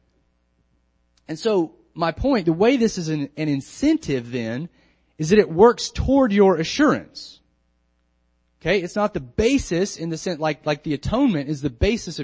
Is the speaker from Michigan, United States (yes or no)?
no; North Carolina, United States; now in Lynchburg, United States; When I was growing up in North Carolina, I would be out in the community, and my family's generations there